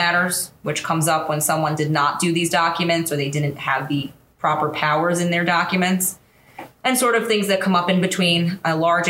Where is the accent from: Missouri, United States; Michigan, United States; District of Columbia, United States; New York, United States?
New York, United States; Hauppauge; I grew up in Hapag, Suffolk County